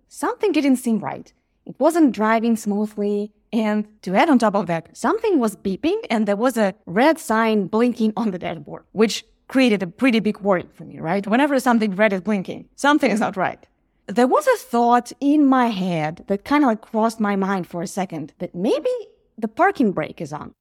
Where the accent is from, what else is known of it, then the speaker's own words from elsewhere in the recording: Ukraine; moved away as an adult; now in Los Angeles, United States; I live in Los Angeles, but we are from Ukraine